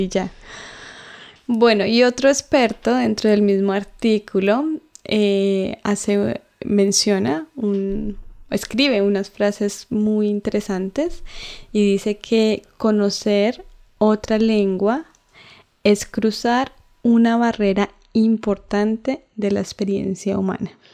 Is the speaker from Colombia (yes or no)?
yes; Colombia; accent: Colombian; first language Spanish; moved away; mi acento mm. colombiano.